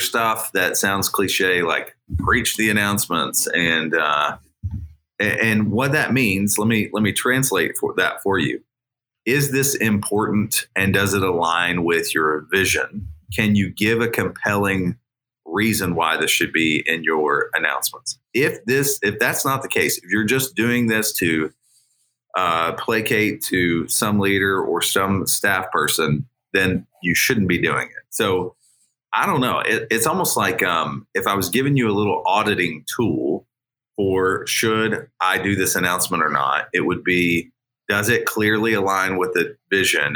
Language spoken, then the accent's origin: English; United States; I did grow up an hour out of Cincy